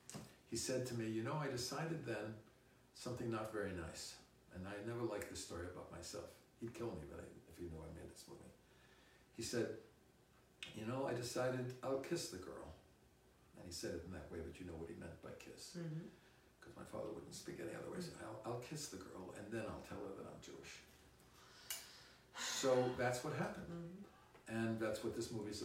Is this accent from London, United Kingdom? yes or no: yes; London, United Kingdom; I was born in London